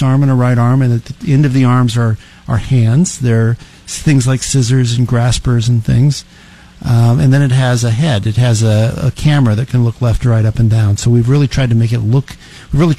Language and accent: English; Ravenna, Nebraska, United States; also born or lived in Lincoln, Nebraska / Cambridge, Massachusetts; I was born in Ravenna, Nebraska. My folks owned a hardware store in Ravenna